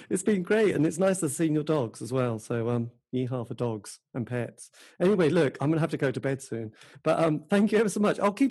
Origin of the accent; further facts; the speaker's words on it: England, United Kingdom; I'm very English.